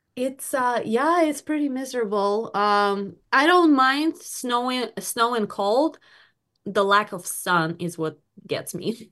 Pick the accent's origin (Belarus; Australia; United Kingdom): Belarus; now in Michigan, United States; I am ori-, I was born in Belarus